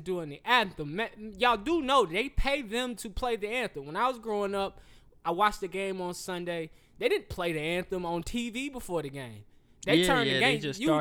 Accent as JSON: {"language": "English", "region": "the South", "country": "United States", "said": "I am from the South."}